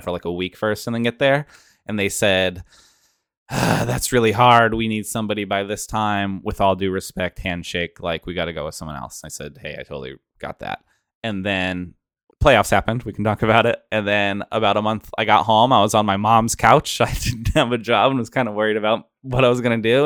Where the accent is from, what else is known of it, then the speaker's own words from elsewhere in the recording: an hour outside of Portland, Oregon, United States; my hometown of, I'm from an hour outside of Portland, Oregon.